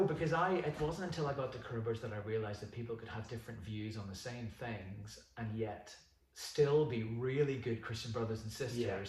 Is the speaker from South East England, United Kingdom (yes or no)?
no; Northern Ireland, United Kingdom; born or raised there; moved away as an adult; also born or lived in New Zealand / Mexico City, Mexico